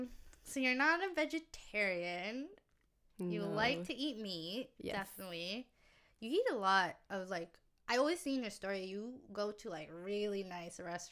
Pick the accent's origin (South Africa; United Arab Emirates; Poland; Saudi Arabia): Saudi Arabia; also born or lived in Philippines / Florida, United States; now in Vancouver, Canada; I grew up in Saudi, Philippines, and I stayed a little in Florida, and I just love summer.